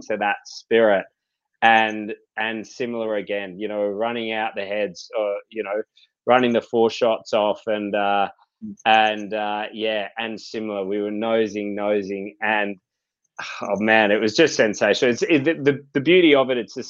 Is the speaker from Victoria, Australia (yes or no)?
no; Byron Bay, New South Wales, Australia; I grew up here in Byron Bay.